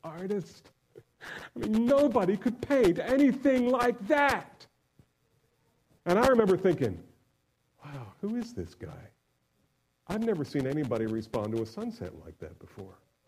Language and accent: English; New Jersey, United States; I grew up in New Jersey